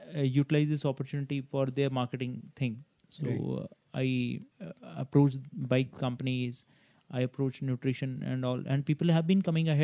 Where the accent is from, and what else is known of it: India